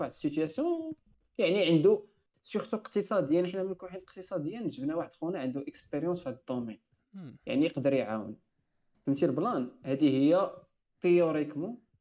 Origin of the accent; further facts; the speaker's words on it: Morocco; عندنا في المغرب